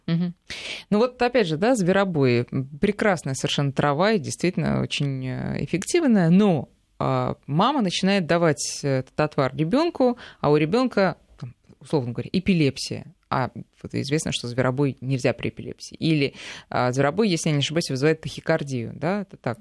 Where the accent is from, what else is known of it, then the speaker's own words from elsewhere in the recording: Moscow, Russia; нам, москвичам